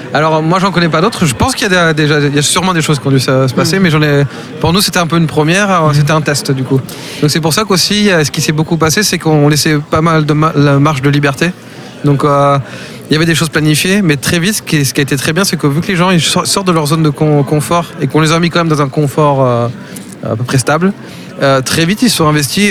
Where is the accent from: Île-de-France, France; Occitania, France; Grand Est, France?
Occitania, France; Castres; moved away as an adult; now in Sweden; je viens de Castres à la base, mhm. euh, j'habite en Suède